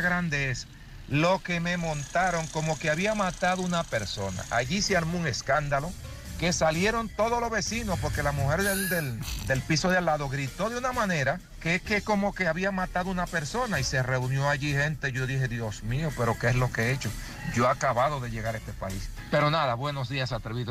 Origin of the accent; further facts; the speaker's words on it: Dominican Republic; moved away as an adult; now in Spain; en mi país, República Dominicana